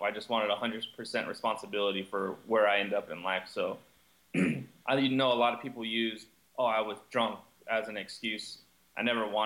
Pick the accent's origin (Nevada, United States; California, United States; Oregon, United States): California, United States; Southern; growing up in Southern California